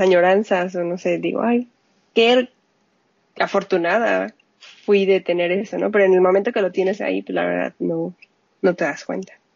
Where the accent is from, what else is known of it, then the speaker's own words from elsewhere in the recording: Mexico City, Mexico; accent: Mexican; moved away as an adult; Yo soy de la Ciudad de México. Ok. Ahí nací, ahí me crié, hasta hace pocos años.